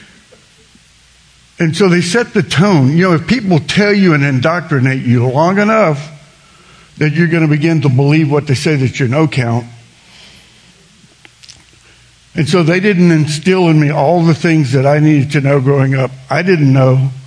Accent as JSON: {"language": "English", "region": "South Louisiana", "country": "United States", "tie": "born or raised there", "said": "I grew up in South Louisiana"}